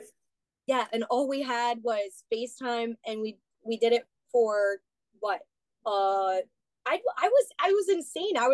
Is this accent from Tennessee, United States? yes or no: no; Hanover, Pennsylvania, United States; I was born and raised in Hanover, Pennsylvania